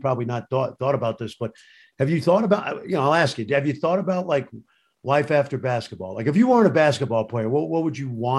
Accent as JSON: {"language": "English", "town": "Brooklyn", "region": "New York", "country": "United States", "tie": "born or raised there", "said": "I grew up in Brooklyn."}